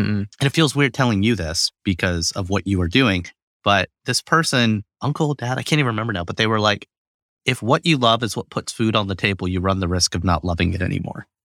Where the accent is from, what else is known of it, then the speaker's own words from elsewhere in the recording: Alabama, United States; I grew up in Alabama.